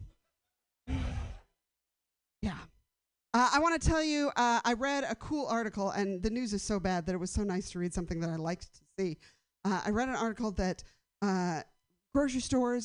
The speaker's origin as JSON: {"language": "English", "town": "San Francisco", "region": "California", "country": "United States", "tie": "born or raised there", "said": "I've lived in a bunch of houses around the city where my hometown"}